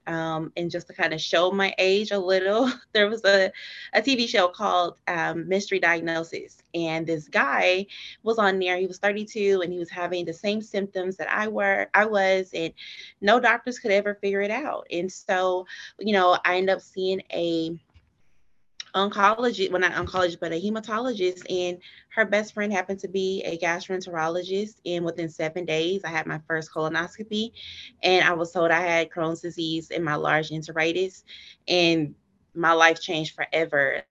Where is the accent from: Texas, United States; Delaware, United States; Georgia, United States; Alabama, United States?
Texas, United States; Dallas; I'm actually from Dallas, Texas, born and raised